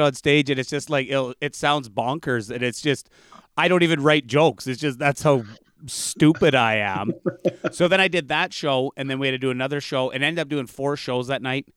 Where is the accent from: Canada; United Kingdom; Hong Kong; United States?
Canada; as a Canadian in the northern bush